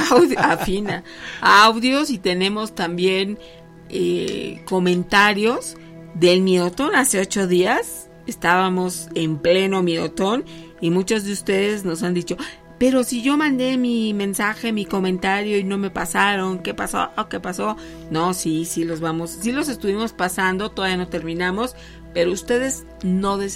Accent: León, Guanajuato, Mexico; now in Guadalajara, Mexico; Soy de León, Guanajuato, y mi esposo … es de aquí, de Guadalajara.

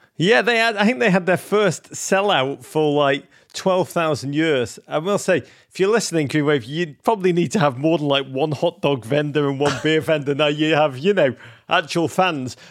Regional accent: Bedford, New York, United States; my hometown of Bedford, New York

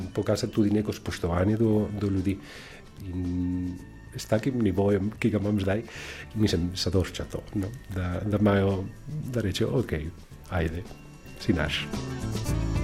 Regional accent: Valencia, Valencian Community, Spain; Slovenian is a second language; now in Slovenia; prihajam iz, eh, iz Valencije, iz Španije

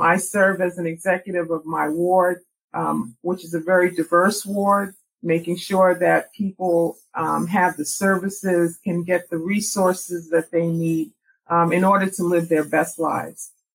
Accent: New York, United States; also born or lived in Jamaica, Queens; I grew up in New York

